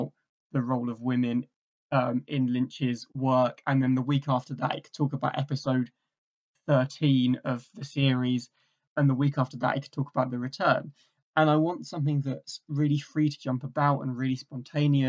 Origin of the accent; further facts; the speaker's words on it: England, United Kingdom; also born or lived in Essex; So I'm from England, originally I am from England. I'm currently in Essex.